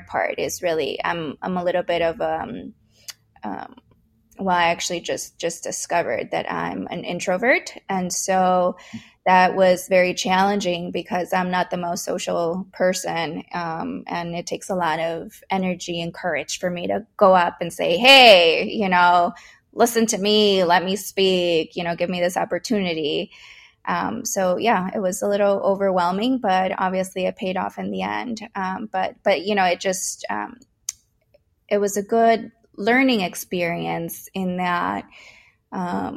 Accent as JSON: {"language": "English", "town": "Winfield", "region": "Illinois", "country": "United States", "tie": "born or raised there", "said": "Although I was an immigrant, my family, you know, I grew up in Winfield"}